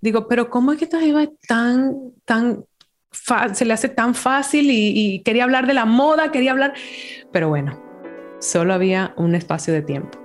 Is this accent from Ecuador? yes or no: no; Dominican Republic; moved away; also born or lived in New York; me trajo de vuelta como a trabajar en, Santo Domingo